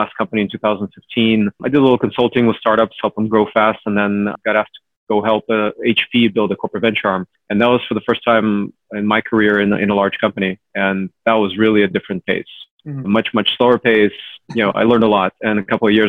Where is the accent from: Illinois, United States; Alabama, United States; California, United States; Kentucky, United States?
California, United States; Cupertino; also born or lived in Ukraine; So I was born in Ukraine. I grew up in Cupertino, largely, since I was about 8 years old